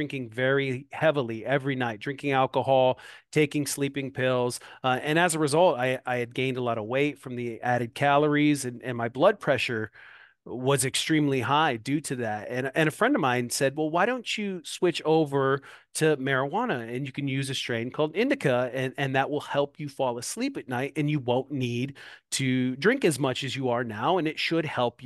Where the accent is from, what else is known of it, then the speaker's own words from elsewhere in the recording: Moline, Illinois, United States; now in Davenport, United States; here in my hometown, Moline, Illinois. I live directly across the river in Davenport, Iowa